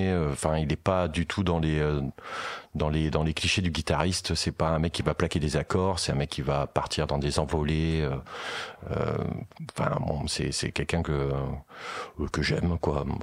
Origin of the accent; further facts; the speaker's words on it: Meaux, Île-de-France, France; born there; euh, je, suis né à Meaux.